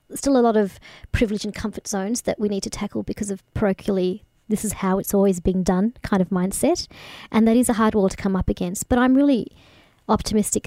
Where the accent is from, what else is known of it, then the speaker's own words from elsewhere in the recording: Bendigo, Victoria, Australia; also born or lived in Kenya; I grew up in Bendigo